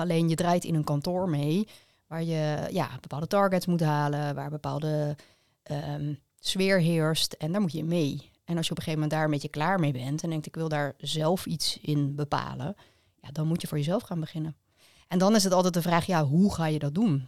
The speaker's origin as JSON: {"language": "Dutch", "town": "Leiderdorp", "region": "South Holland", "country": "Netherlands", "said": "Allebei uit Leiderdorp"}